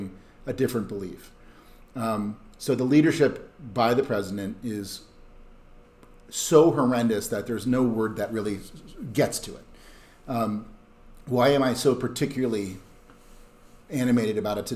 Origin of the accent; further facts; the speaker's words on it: Wisconsin, United States; my home state of Wisconsin